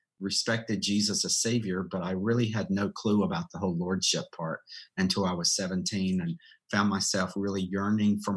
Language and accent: English; rural North Carolina, United States; I was born and raised in rural North Carolina in the mountains, foothills area.